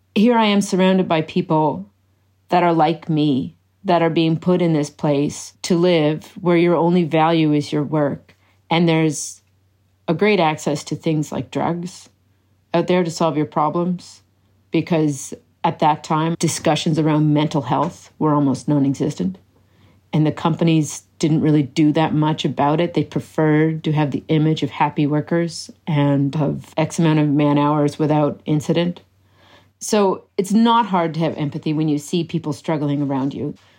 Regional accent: Cape Breton, Nova Scotia, Canada; moved away as an adult; also born or lived in Fort McMurray; I grew up in Cape Breton

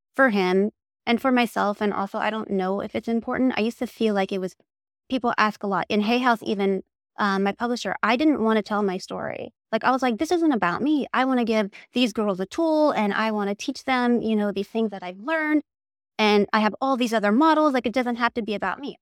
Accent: Oregon, United States; moved away; also born or lived in Salem, Oregon; I am from Oregon. I was born in Salem, Oregon, and I grew up in a very tiny town

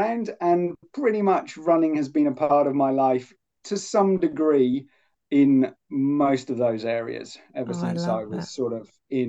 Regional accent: Poole, South West England, United Kingdom; born or raised there; moved away as an adult; also born or lived in Cumbria / Sheffield; now in Hobart, Australia

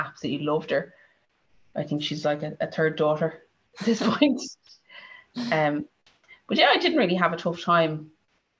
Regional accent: Dublin, Leinster, Ireland; I'm from Dublin

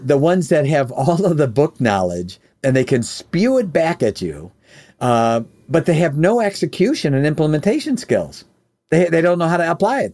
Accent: Oak Brook, Illinois, United States; also born or lived in Chicago, Illinois; now in Michigan, United States; I grew up in the Oak Brook area where the world headquarters of McDonald's was

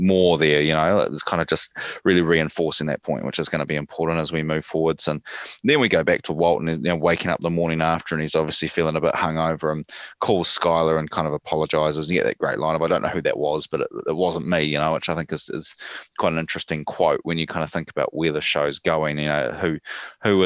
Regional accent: New Zealand; I kind of like the whole thing of like being a Kiwi

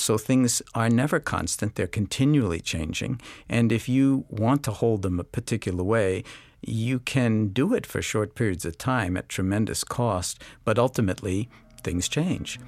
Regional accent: New York City, New York, United States; I grew up in New York City, in Washington Heights

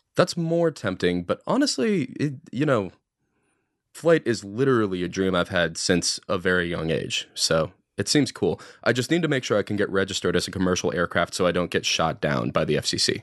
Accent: Dallas, Texas, United States; I'm from Dallas in particular

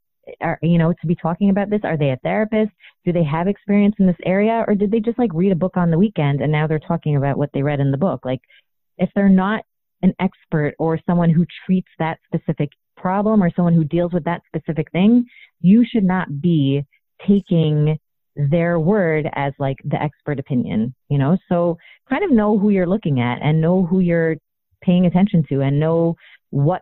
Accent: Toronto, Ontario, Canada; I grew up in Toronto, Canada

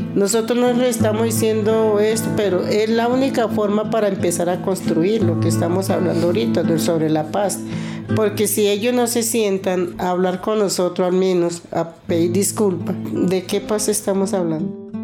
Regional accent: Mitú, Vaupés, Colombia; moved away as an adult; also born or lived in Granada, Meta; now in Bogotá, Colombia; Yo soy de Mitú, pero después de la toma de Mitú, toda mi familia se vinieron para Granada Meta.

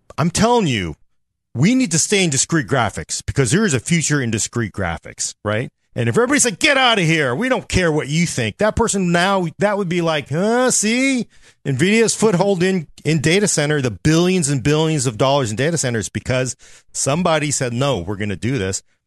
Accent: United States; as an American citizen

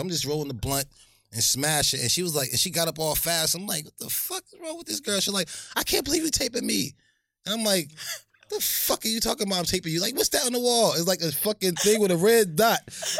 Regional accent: Linden, New Jersey, United States; when I grew up in Linden

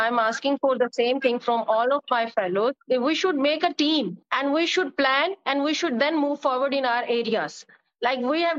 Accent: Multan, Punjab, Pakistan; I came from Multan.

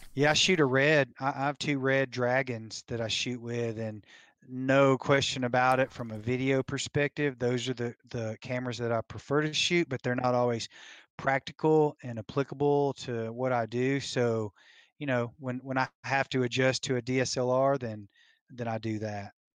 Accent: Tennessee, United States; now in Colorado, United States; I was born and raised in Tennessee

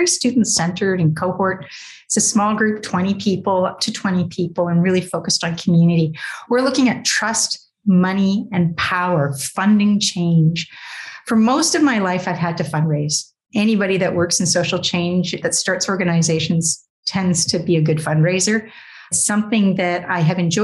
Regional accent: Canada; I'm Canadian

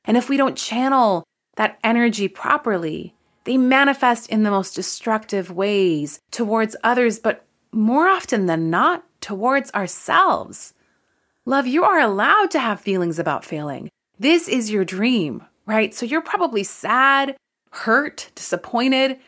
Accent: Canada; I'm Canadian

